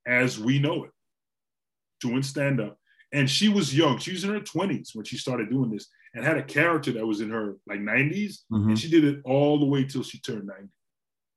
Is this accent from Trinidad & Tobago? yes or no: yes; Trinidad & Tobago; also born or lived in Orlando, United States; now in United States; I grew up in Trinidad. So I grew up till about the 80s.